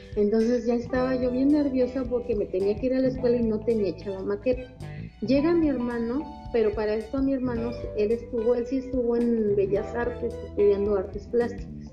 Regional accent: Mexico City, Mexico; moved away as an adult; now in Veracruz, Mexico; Soy originaria de la Ciudad de México.

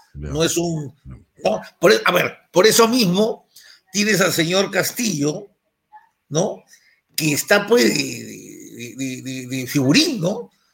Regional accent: Lima, Peru; yo soy el limeño

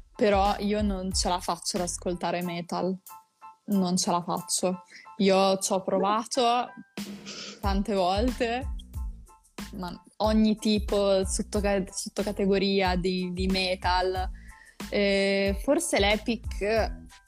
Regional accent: Rimini, Emilia-Romagna, Italy; io sono di Rimini

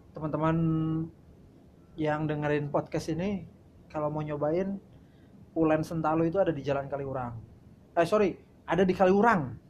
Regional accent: Klaten, Central Java, Indonesia; moved away as an adult; also born or lived in Yogyakarta; now in Jakarta, Indonesia; saya dari Klaten

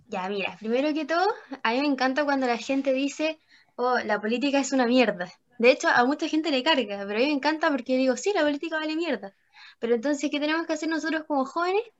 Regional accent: Chile; los jóvenes somos el futuro de Chile

